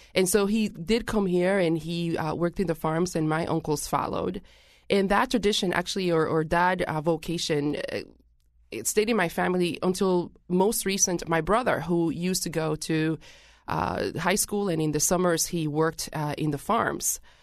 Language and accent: English; Puerto Rico; now in Hartford, United States; I am originally from Puerto Rico